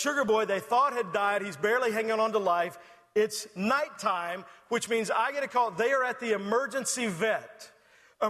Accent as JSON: {"language": "English", "region": "Texas", "country": "United States", "said": "I'm from Texas."}